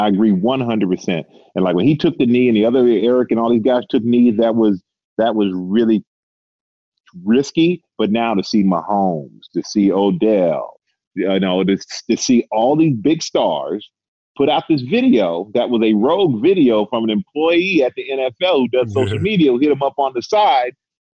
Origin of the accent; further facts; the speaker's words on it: Germany; But though I grew up in Germany, man.